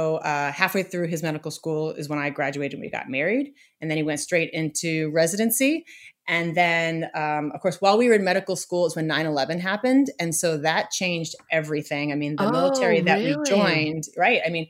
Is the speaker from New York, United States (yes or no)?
no; just outside of Boston, Massachusetts, United States; moved away as an adult; I grew up just outside of Boston and I love Massachusetts